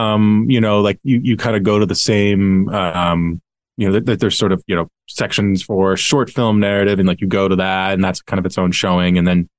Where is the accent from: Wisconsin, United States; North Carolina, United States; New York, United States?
New York, United States; first of all, being a New Yorker, like you kind of yearn for something that feels like old New York.